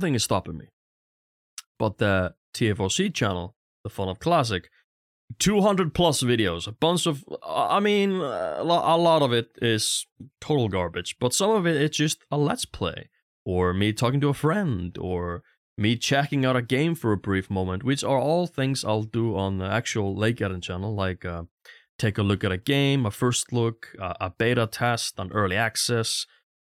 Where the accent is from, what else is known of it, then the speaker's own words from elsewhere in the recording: Stöðvarfjörður, Eastern Region, Iceland; moved away; also born or lived in Vogar, Iceland; I'm from a really tiny village on the east side of Iceland called Stöðvarfjörður. When I lived there, it was like 100, 120, maybe 150 people there.